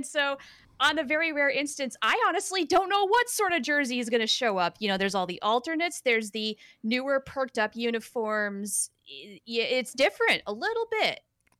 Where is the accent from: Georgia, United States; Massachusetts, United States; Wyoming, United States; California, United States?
Wyoming, United States; now in Los Angeles, United States; I'm not from here, like most people in Los Angeles. So I was born and raised in Wyoming. That was the other square state above Colorado